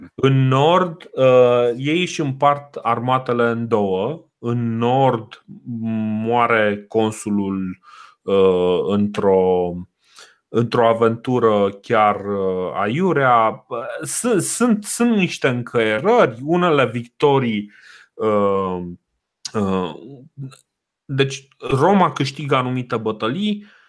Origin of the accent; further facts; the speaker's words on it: Romania